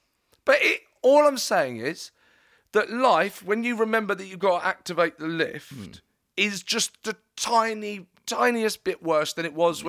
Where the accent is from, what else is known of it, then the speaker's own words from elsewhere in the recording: United Kingdom; I'm British